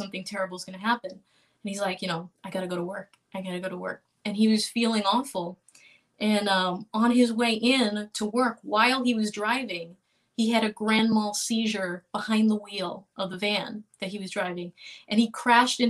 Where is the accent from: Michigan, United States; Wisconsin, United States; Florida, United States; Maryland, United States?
Florida, United States; Miami; moved away as an adult; now in Boston, United States; I'm Cuban American, and I grew up in Miami